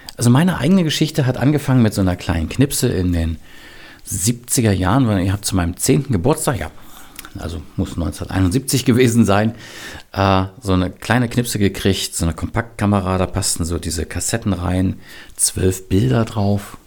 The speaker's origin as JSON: {"language": "German", "region": "Berlin", "country": "Germany", "tie": "born or raised there", "said": "ich bin im Westberlin aufgewachsen mit einer Mauer drumherum."}